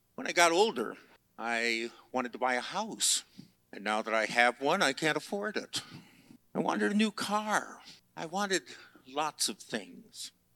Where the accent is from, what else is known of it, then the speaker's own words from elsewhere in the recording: Chicago, Illinois, United States; I grew up in Chicago